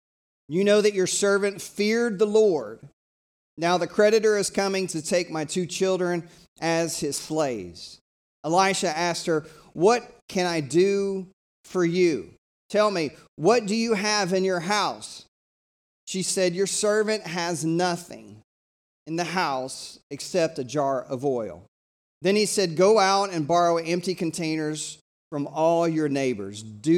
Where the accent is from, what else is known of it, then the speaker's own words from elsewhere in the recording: Tennessee, United States; I have a mentor when I was growing up in East Tennessee.